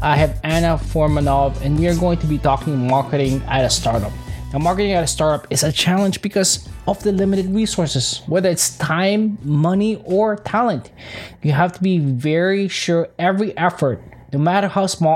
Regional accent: Philippines; I'm from Philippines

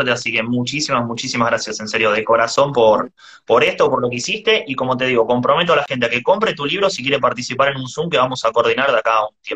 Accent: Buenos Aires, Argentina; De Argentina, Buenos Aires.

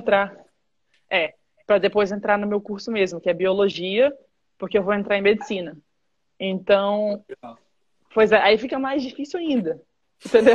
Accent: Vitória, Espírito Santo, Brazil; moved away as an adult; also born or lived in Michigan, United States; eu sou de Vitória, no Espírito Santo

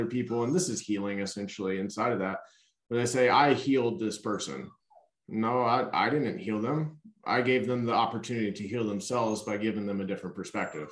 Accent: Louisiana, United States; I was born in Louisiana

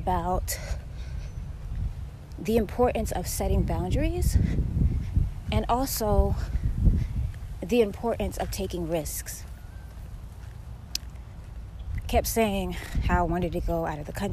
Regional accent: Florida, United States; I'm from Florida. I'm from a very tropical area.

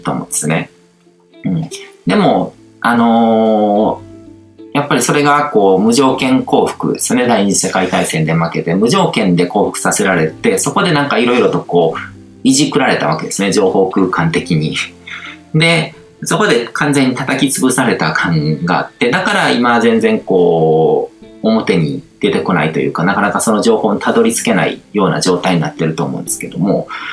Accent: Japan; 日本に生まれて育ってる

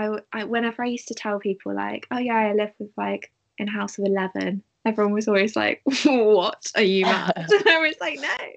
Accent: Cheltenham, South West England, United Kingdom; born or raised there

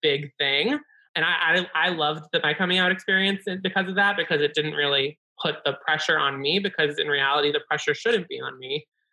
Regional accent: Massachusetts, United States; I'm from Massachusetts, and like I grew up in such like a progressive town

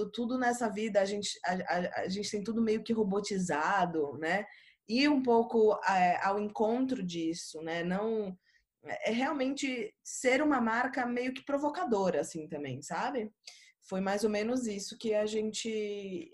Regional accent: Recife, Pernambuco, Brazil; quando eu era pequena ainda, a gente é de Recife todo mundo, então morava em Recife

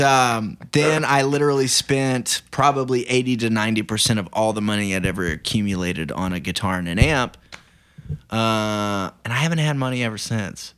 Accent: Banner, Oklahoma, United States; moved away as an adult; also born or lived in Hollywood; now in Los Angeles, United States; I'm from Oklahoma and I've been living here since November, but I moved to Hollywood, uh, month after I turned eighteen

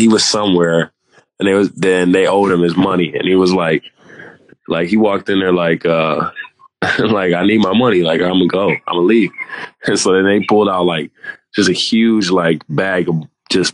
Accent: United States; moved away as an adult; we're from America

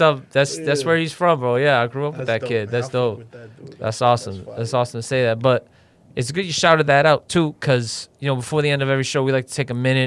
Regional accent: Revere, Massachusetts, United States; also born or lived in North End, Boston; I grew up in Revere.

